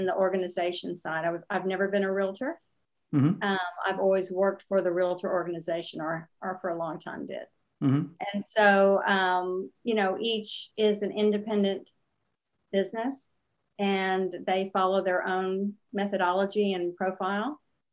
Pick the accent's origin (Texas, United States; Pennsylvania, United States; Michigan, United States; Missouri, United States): Texas, United States; San Antonio; also born or lived in Houston / Austin; I grew up in Texas. Mm-hmm. And was in Houston, Austin, San Antonio